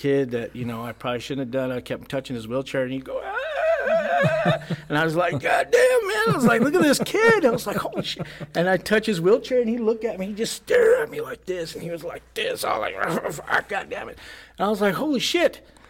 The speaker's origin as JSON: {"language": "English", "country": "United States", "said": "my dad's family's from Chihuahua. My mom's from Texas. Oh, that's cool. Yeah, I'm from here."}